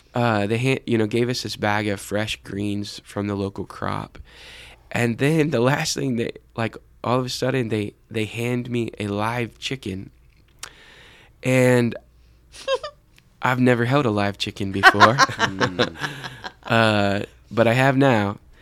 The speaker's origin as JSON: {"language": "English", "country": "United States", "said": "we, as American Christians"}